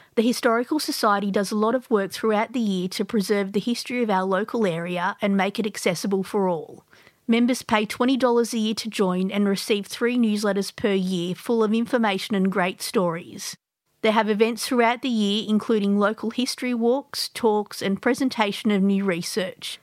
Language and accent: English; Sydney, New South Wales, Australia; now in Melbourne, Australia; I grew up in Sydney